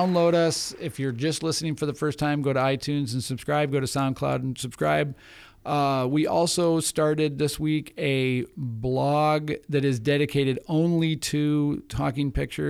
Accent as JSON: {"language": "English", "town": "Wilmette", "region": "Illinois", "country": "United States", "said": "We're both from Wilmette, Illinois."}